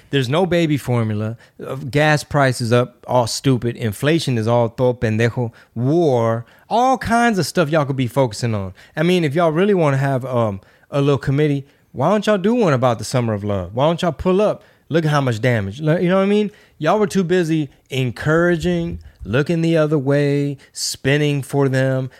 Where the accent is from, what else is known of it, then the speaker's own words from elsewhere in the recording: Houston, Texas, United States; Houston. That's right, my hometown